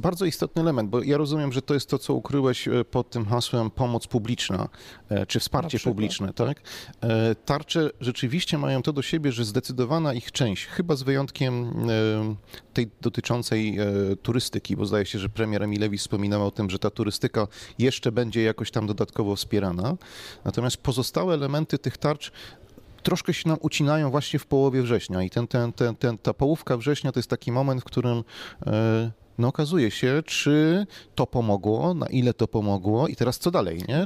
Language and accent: Polish; Silesian Voivodeship, Poland; u nas na Śląsku